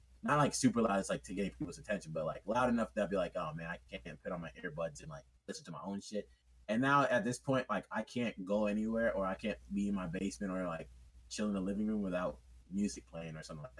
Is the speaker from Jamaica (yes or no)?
yes; Jamaica; also born or lived in United Kingdom; Yeah, I'm Jamaican and British